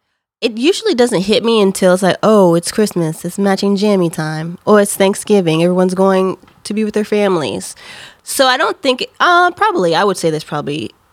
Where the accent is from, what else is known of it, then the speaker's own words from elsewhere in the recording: Maryland, United States; moved away; I'm originally from Maryland